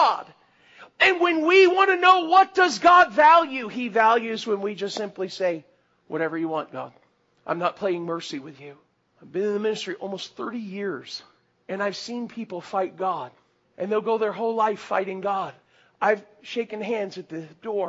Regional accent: South Florida, United States; moved away; I grew up in South Florida.

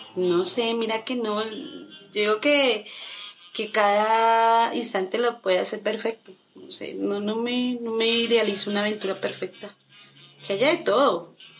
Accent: Colombia; como buen colombiano

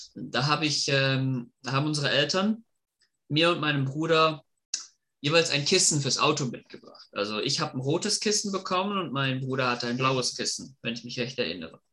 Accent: Germany; moved away; also born or lived in Hudson, Massachusetts, United States; Ich komme ursprünglich aus Deutschland und habe sechs Jahre meines Lebens in den U S A verbracht

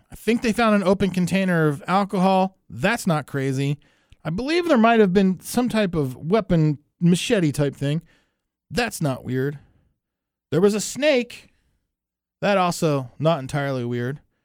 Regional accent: New Jersey, United States; I'm from New Jersey

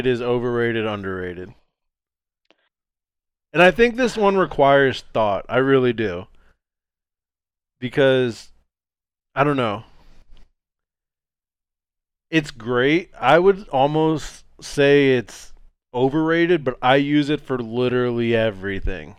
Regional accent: Florida, United States; moved away as an adult; now in Boise, United States; I was born and raised in Florida

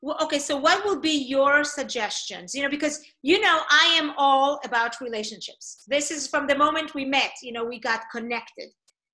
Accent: Israel; English is a second language; moved away; You know, I came from Israel. I did not know many people. You know, I'm, you know, like you, my English was not my first language.

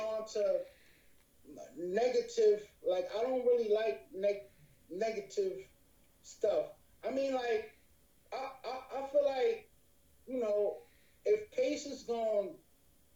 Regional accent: Newark, New Jersey, United States; I'm from the Bricks

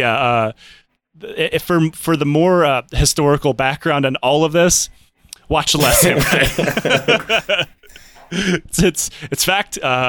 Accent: United States; clearly I'm American.

